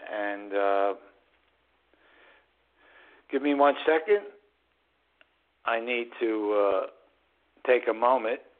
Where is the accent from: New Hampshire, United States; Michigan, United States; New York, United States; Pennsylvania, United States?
New York, United States; New York City; also born or lived in Southern Hudson Valley, New York; which is the northern suburbs of New York City, which is my hometown.